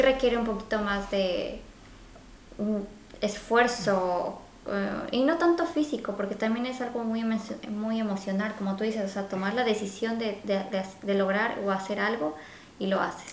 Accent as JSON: {"language": "Spanish", "town": "Quito", "region": "Pichincha", "country": "Ecuador", "moved": "as an adult", "lives_now": "Vancouver, Canada", "said": "nosotros somos ecuatorianos y pues nuestro clima, em, sobre todo somos de la capital Quito"}